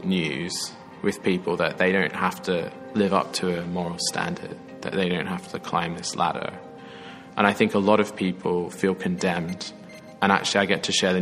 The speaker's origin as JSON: {"language": "English", "town": "Sydney", "region": "New South Wales", "country": "Australia", "tie": "born or raised there", "moved": "as an adult", "lives_now": "Oxford, United Kingdom", "said": "I am from Sydney, Australia originally. I was brought up there and then moved over here"}